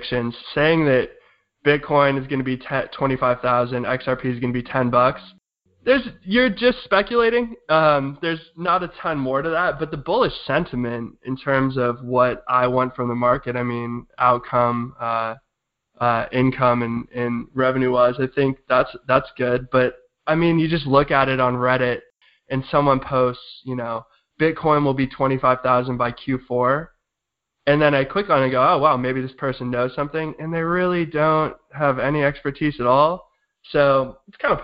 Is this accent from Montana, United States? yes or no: no; San Diego, California, United States; moved away as an adult; also born or lived in Providence, Rhode Island; San Diego, California